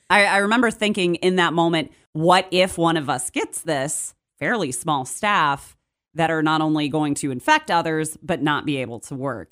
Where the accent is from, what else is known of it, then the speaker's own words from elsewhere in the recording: Charlotte, North Carolina, United States; moved away as an adult; also born or lived in Morgantown, West Virginia; now in Martinsburg, United States; I'm originally from Charlotte, North Carolina. Born and raised there. I moved to Morgantown, West Virginia when I was twenty-one.